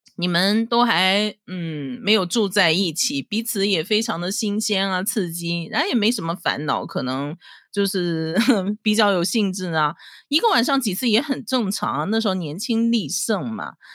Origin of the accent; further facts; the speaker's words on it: Dalian, Liaoning, China; now in Taiwan; 我是出生在中国大连的台湾新住民，现在是我在台湾的第七年，我是精神台湾人